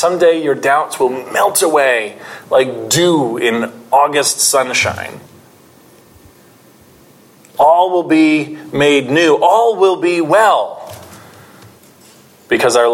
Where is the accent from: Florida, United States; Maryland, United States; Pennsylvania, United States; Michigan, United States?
Pennsylvania, United States; I'm from Pennsylvania.